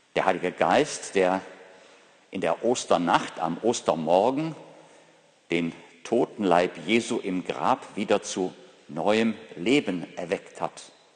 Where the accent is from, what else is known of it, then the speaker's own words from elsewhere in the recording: Ruhr area, North Rhine-Westphalia, Germany; aus meiner Heimat, aus dem Ruhrgebiet.